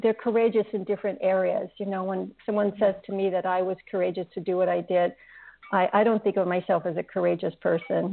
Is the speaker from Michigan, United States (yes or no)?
no; California, United States; moved away as an adult; now in Italy; I will always consider myself a Californian